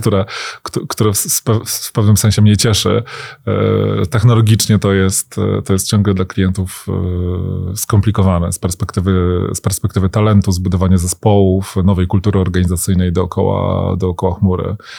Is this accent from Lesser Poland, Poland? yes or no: no; Łódź, Łódź Voivodeship, Poland; jako rodowity łodzianin